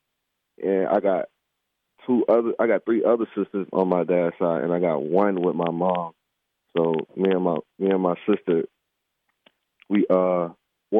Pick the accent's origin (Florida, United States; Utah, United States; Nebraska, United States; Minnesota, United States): Florida, United States; Lakeland; I grew up in Lakeland, Florida